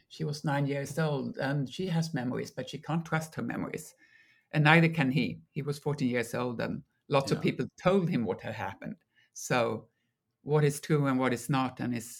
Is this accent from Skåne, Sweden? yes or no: yes; Malmö, Skåne, Sweden; born there; now in Stockholm, Sweden; I mean, I'm from everywhere in Sweden. I was born in Malmö, as you say, but I live in Stockholm now